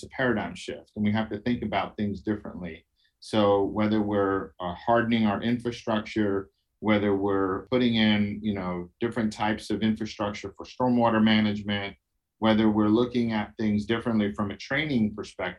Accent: New York City, New York, United States; I'm from Brooklyn, New York

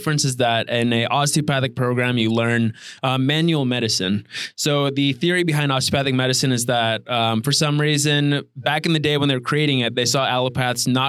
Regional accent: Chicago, Illinois, United States; I'm from the Chicago area

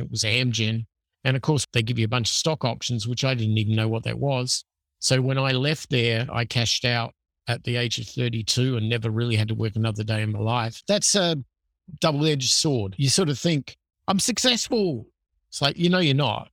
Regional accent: Adelaide, South Australia, Australia; moved away as an adult; so I'm from Adelaide, Australia originally, which is a city on the South Central Coast. I grew up there. I lived there until I was twenty-five.

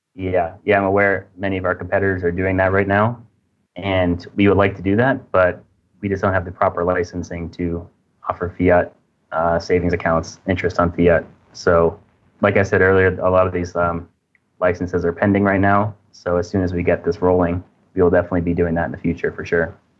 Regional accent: United States; moved away as an adult; now in Indonesia; I'm from America originally, but currently I'm living in Indonesia

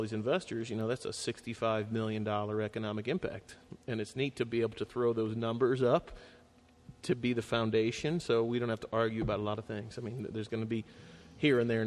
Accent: Cleveland, Ohio, United States; now in Cincinnati, United States; I'm from Cleveland.

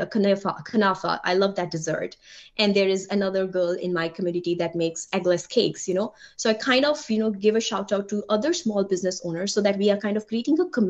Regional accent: India; English is a second language; moved away as an adult; also born or lived in Germany / Delaware, United States; now in Ohio, United States; being an immigrant, being an Indian woman, right? English is not my first language.

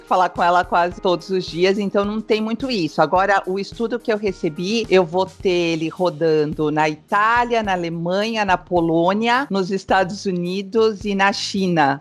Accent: São Paulo, Brazil; moved away as an adult; also born or lived in São Caetano do Sul, Brazil; now in Cascais, Portugal; eu sou brasileira, né? Eu nasci, fui criada em São Paulo

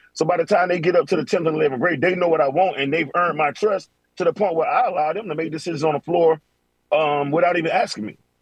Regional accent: Florida, United States; I'm from Florida

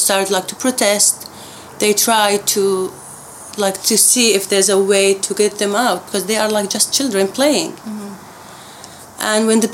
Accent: Daraa, Daraa Governorate, Syria; moved away; also born or lived in Abu Dhabi, UAE; I lived in Daraa, south Syria. It's a small city, so it's like about 600,000 people

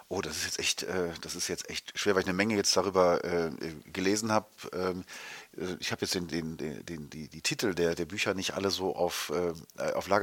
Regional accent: Germany; wir als Deutsche

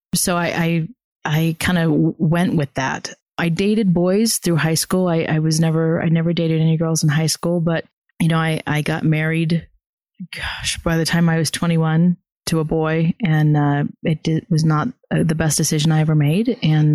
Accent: the South, United States; I was also born and raised in the South

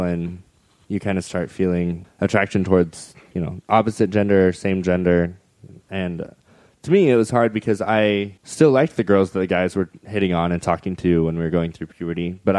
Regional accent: Idaho, United States; Southeastern Idaho.

